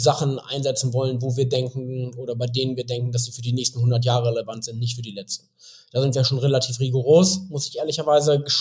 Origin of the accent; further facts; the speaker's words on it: Bielefeld, North Rhine-Westphalia, Germany; moved away as an adult; Also, also ich bin gebürtiger Bielefelder, bin wie so viele, die aus so einer 350.000 Einwohnerstadt kommen, habe ich natürlich gedacht, so na, äh, nach dem Abi, so, du musst hier raus, du musst die Welt sehen